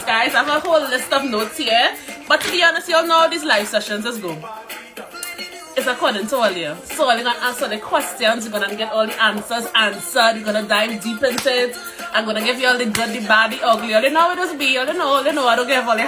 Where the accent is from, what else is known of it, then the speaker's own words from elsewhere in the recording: Trinidad & Tobago; moved away as an adult; also born or lived in Calgary, Alberta, Canada; now in Edmonton, Canada; I am from Trinidad and Tobago.